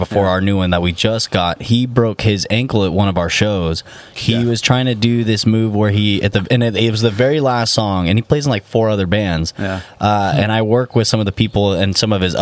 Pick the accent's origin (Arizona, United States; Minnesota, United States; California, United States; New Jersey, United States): California, United States; Santa Clarita; We're from Santa Clarita